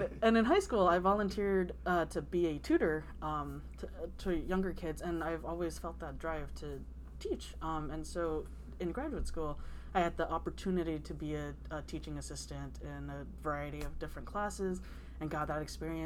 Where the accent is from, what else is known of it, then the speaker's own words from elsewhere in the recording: California, United States; moved away as an adult; also born or lived in San Diego; I was born and raised in California